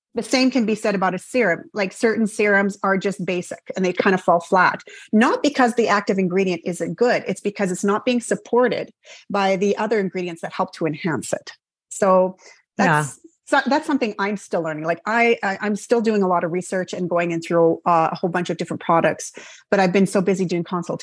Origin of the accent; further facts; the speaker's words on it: Canada; I'm Canadian